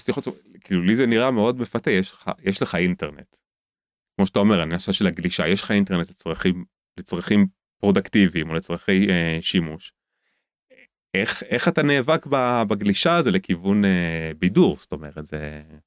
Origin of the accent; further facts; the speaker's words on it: Tel Aviv, Tel Aviv District, Israel; now in Jerusalem, Israel; גדלתי כחילוני גמור בתל אביב